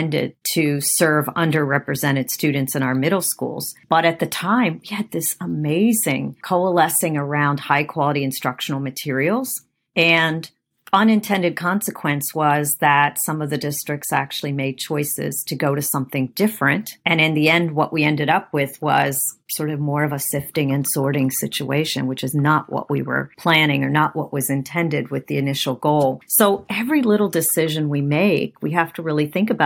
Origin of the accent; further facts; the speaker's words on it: Afghanistan; moved away; I was born in Afghanistan, so I have a cultural background that's different from maybe some other people in our community